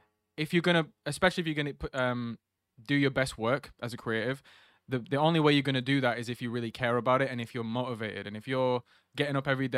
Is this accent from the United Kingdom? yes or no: yes; Preston, North West England, United Kingdom; Even if I'm literally at a club in Preston, they're like, oh, where are you from? And I'm like, Preston. Like, oh, wait, have you lived here your whole life? I'm like, yeah.